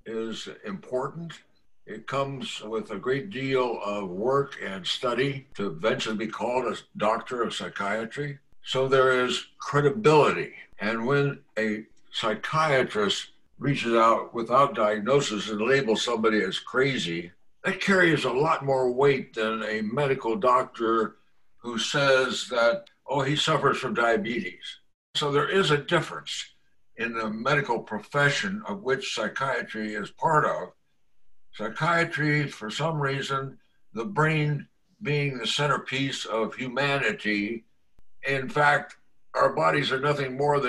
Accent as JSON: {"language": "English", "area": "the West", "region": "Arizona", "country": "United States", "said": "We're from the West and we're tough people out here"}